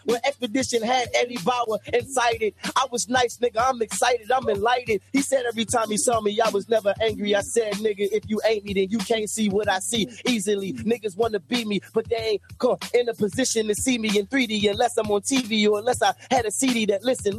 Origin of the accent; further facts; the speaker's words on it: Baltimore, Maryland, United States; I ain't from Atlanta, but I'm country, though. I'm from Baltimore.